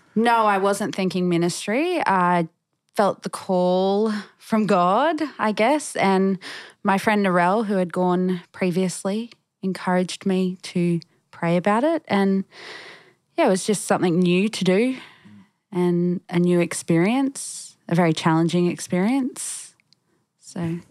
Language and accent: English; Brisbane, Queensland, Australia; moved away as an adult; born and bred in Brisbane, so yep. I lived there all my life